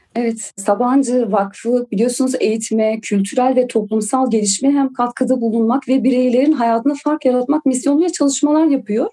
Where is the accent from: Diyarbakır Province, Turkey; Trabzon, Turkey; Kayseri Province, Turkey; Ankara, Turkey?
Diyarbakır Province, Turkey; Silvan; Diyarbakır'ın Silvan ilçesinde doğdum